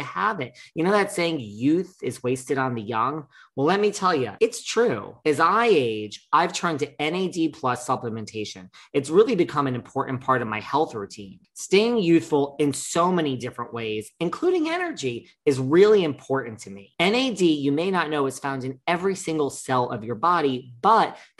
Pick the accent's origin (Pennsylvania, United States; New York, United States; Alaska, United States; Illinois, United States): New York, United States; I'm a New Yorker